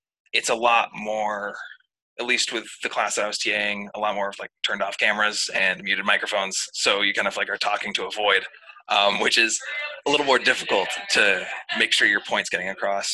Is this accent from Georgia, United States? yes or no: no; Maine, United States; I'm from Maine